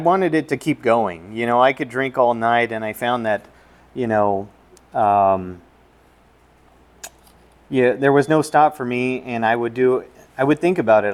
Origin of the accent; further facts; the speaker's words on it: Southern California, United States; now in Arizona, United States; I grew up in Southern California